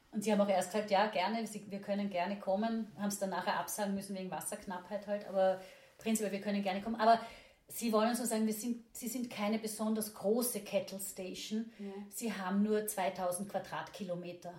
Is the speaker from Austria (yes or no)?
yes; Austria; in was für einem privilegierten, wohlhabenden, mhm. verwöhnten Land ja. wir hier in Österreich ja. leben